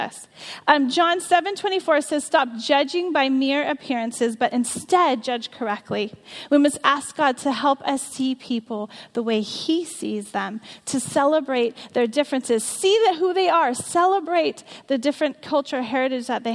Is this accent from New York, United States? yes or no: no; California, United States; I grew up in California